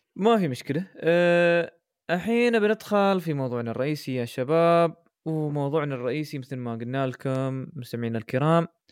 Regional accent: United Arab Emirates; احنا عندنا في الامارات

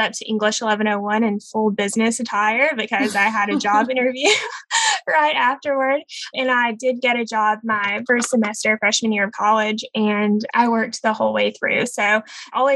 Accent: Georgia, United States; moved away as an adult; now in Seattle, United States; I'm originally from Georgia

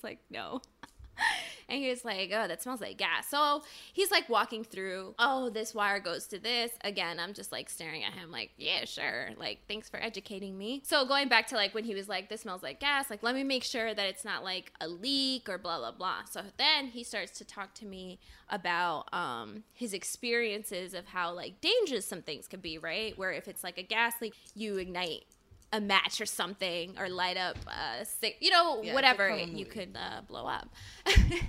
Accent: El Salvador; I'm from El Salvador

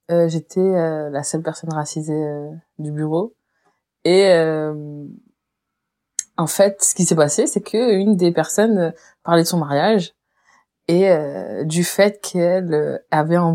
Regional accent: Réunion, France; j'ai grandi à la Réunion et que je suis réunionnaise

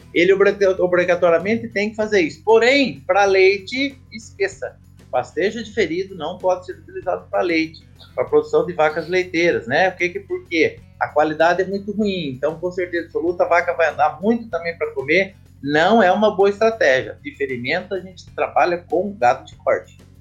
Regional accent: Botucatu, São Paulo, Brazil; minha cidade natal, Botucatu, São Paulo

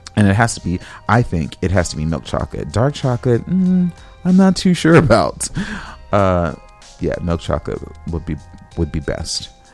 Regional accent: West Coast, United States; now in Midwest, United States; I'm from the West Coast, so I'm not familiar with that term

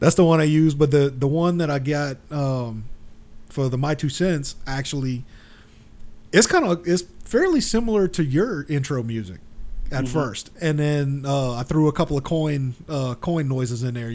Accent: Florida, United States; I'm from Florida

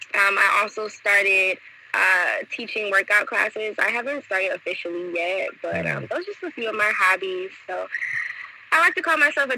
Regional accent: Detroit, Michigan, United States; moved away as an adult; also born or lived in Washington, D.C. / New York / La Rochelle, France; now in France; I am originally from Detroit, Michigan, born and raised. I left home and I went to Washington, D.C. to get my bachelor's from Howard University.

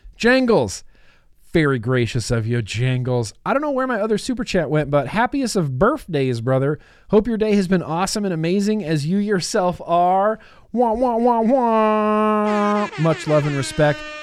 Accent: United States; I'm an American

